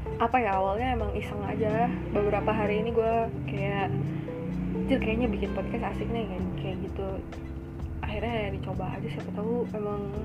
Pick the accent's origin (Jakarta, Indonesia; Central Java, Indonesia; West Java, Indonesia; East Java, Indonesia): West Java, Indonesia; Bandung; gue orang Bandung